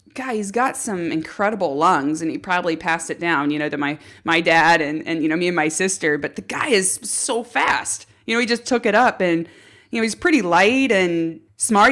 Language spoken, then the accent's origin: English; Los Alamos, California, United States; I grew up in Los Alamos, which is in Santa Barbara County on the central coast of California